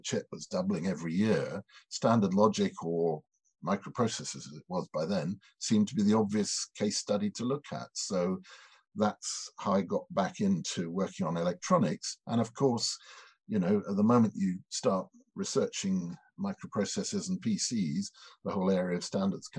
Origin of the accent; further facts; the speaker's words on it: Edinburgh, Scotland, United Kingdom; up in Edinburgh, which was my hometown